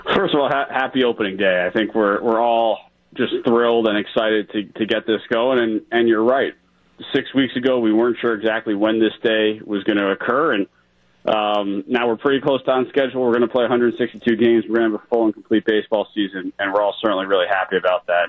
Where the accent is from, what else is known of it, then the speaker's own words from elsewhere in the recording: New York, United States; moved away; I grew up in New York